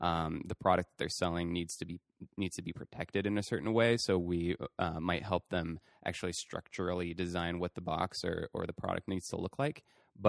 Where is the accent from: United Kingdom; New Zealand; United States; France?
France; I think you know when I was growing up in France.